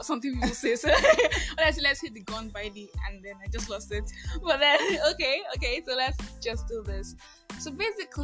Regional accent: Nigeria; I am that Nigerian Christian Talkaholic

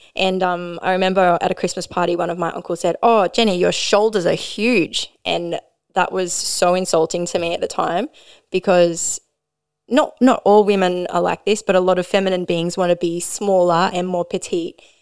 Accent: Maitland, New South Wales, Australia; now in Newcastle, Australia; I grew up in Maitland, so we didn't have any

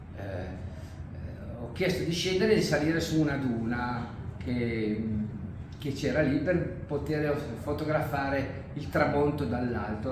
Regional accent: Milan, Lombardy, Italy; now in near Genoa, Italy; sono italiano, sono di, abito vicino a Genova, ma sono di Milano

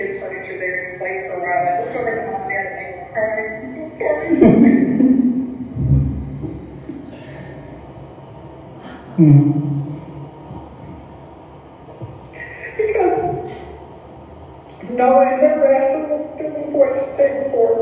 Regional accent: Morrisville, Missouri, United States; I was raised in Morrisville, Missouri, out by a river that feeds into the Mississippi River in Missouri.

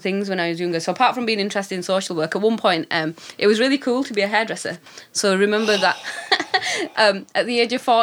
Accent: Dewsbury, Yorkshire and the Humber, United Kingdom; we're from Dewsbury.

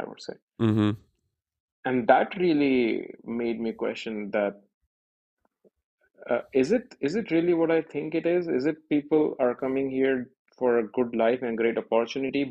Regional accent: Indore, Madhya Pradesh, India; moved away as an adult; also born or lived in Poland; in Indore, in my hometown

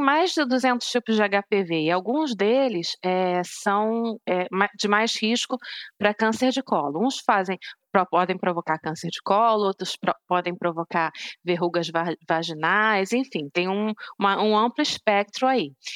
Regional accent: Rio de Janeiro, Brazil; moved away as an adult; also born or lived in Hungary; now in London, United Kingdom; eu sou do Rio

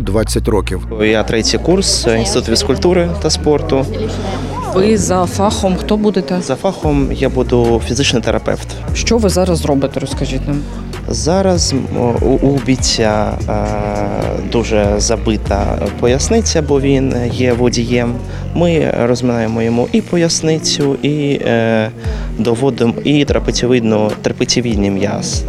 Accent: Balakliia, Kharkiv Oblast, Ukraine; moved away as an adult; now in Kharkiv, Ukraine; Я сам з Балаклії був Зараз переїхав у Харків.

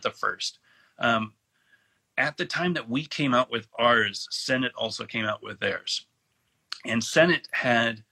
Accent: Alameda, California, United States; moved away as an adult; now in North Carolina, United States; I grew up in Alameda, California

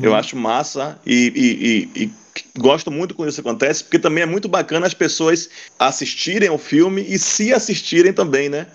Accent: Cachoeira, Bahia, Brazil; Sou cachoeirano, nasci, moro em Cachoeira

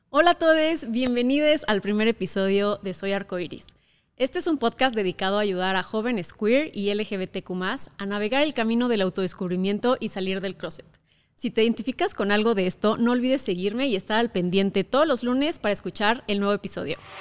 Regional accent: Querétaro, Mexico; crecí en Querétaro, un estado muy conservador de México

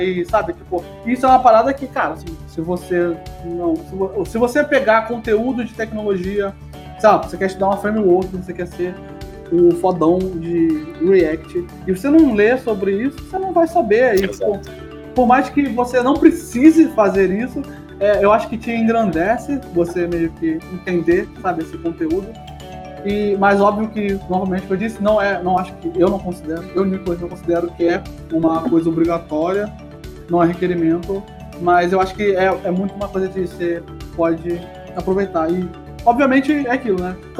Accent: Rio de Janeiro, Brazil; accent: carioca; moved away as an adult; also born or lived in São Paulo; Sou carioca

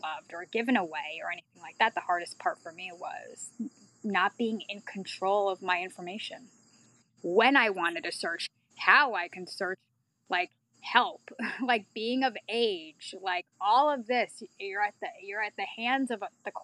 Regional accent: Baton Rouge, Louisiana, United States; I was born in Baton Rouge, Louisiana

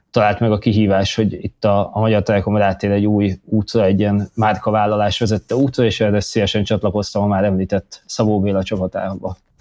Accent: Hungary; moved away as an adult; also born or lived in London; úgy éreztem, hogy jól lenne hazajönni, hazahúzott a honvágy

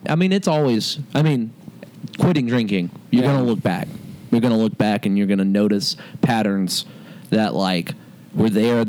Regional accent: Alabama, United States; also born or lived in the West (US); now in the West, United States; I'm from Alabama

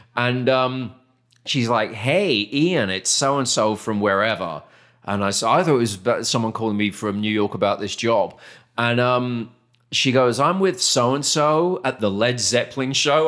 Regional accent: United Kingdom; moved away as an adult; also born or lived in Arizona; now in Texas, United States; we're British

